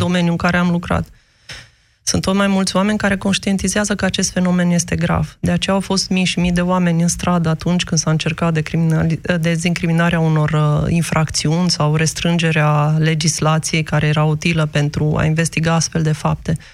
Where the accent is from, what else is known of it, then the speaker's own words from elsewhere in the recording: Romania; moved away as an adult; nu înseamnă că nu sunt român, nu înseamnă că nu-mi iubesc țara